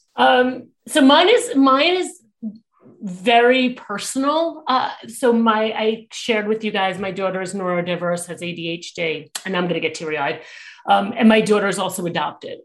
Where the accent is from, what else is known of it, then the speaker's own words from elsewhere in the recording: New York, United States; I am a New Yorker